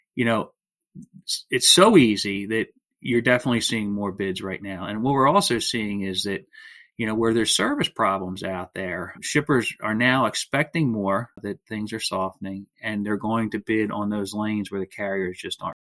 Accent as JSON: {"language": "English", "area": "outside of Philadelphia", "region": "Pennsylvania", "country": "United States", "tie": "born or raised there", "said": "I grew up uh, outside of Philadelphia, Pennsylvania"}